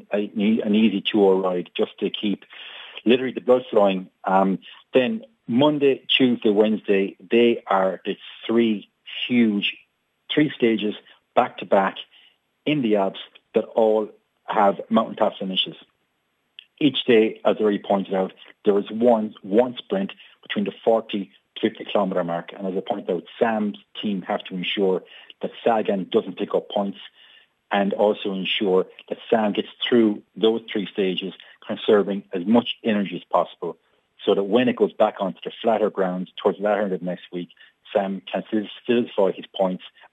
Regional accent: Ireland

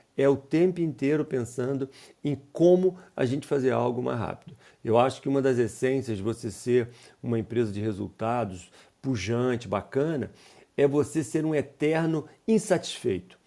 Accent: Teresópolis, Rio de Janeiro, Brazil; also born or lived in Petrópolis; eu sou originário de Teresópolis, no Rio de Janeiro, uma cidade pequena

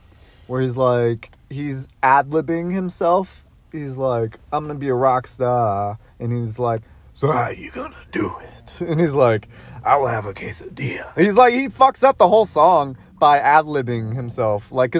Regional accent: Boston, Massachusetts, United States; Yeah, no, I'm from Southie. I'm so bad. I'm so terrible at impressions.

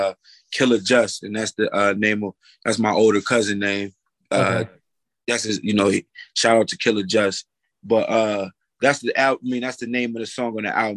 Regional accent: New York, United States; also born or lived in Detroit, Michigan; I was born in Michigan, Detroit, Michigan, and moved to upstate New York when I was a kid. And then been back and forth, you know, throughout the years.

